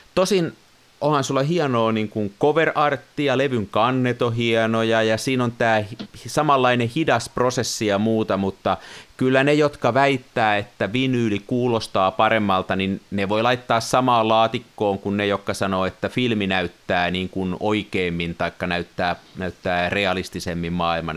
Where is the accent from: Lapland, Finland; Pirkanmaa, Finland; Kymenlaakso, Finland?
Pirkanmaa, Finland; Tampere; koululaisena, kasvoin Tampereella